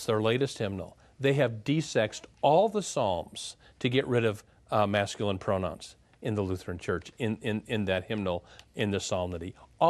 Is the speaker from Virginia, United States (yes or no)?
no; Minneapolis, Minnesota, United States; I'm from Minneapolis.